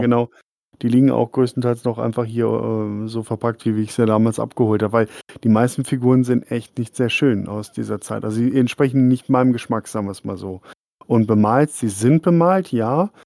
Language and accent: German; Dortmund, North Rhine-Westphalia, Germany; now in Oberasbach, Germany; ich bin auch Wahlfrank, ich komme aus Dortmund